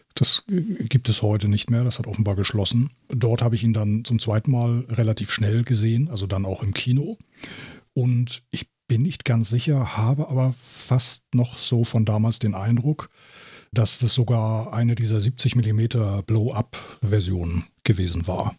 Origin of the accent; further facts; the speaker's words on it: Germany; bei uns in Deutschland